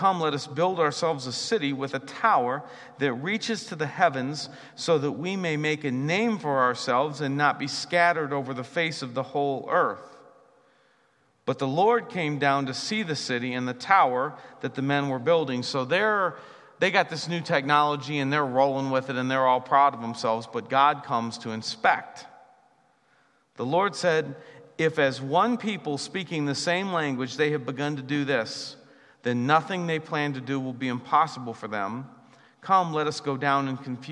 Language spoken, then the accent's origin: English; United States; I'm an American